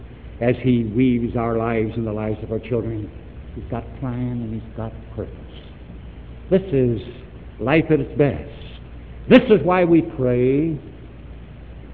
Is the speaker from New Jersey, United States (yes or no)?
no; East St. Louis, Illinois, United States; also born or lived in Chicago, Illinois; We grew up there in East St. Louis.